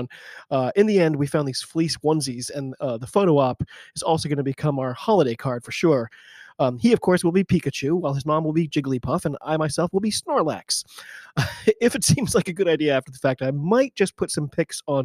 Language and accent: English; United States; I'm an American